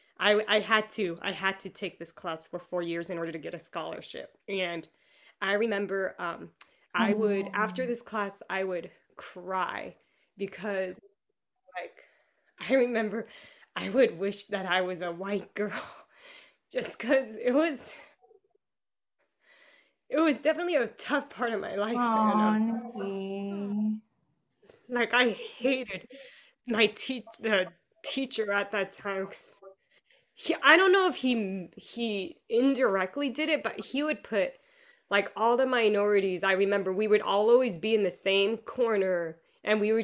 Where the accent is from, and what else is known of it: Southern California, United States; born or raised there